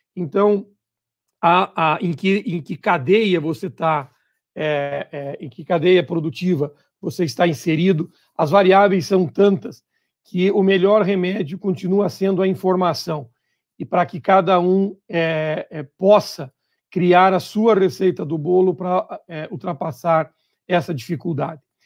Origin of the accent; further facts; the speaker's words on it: Santa Catarina, Brazil; also born or lived in Paraná; eu sou catarinense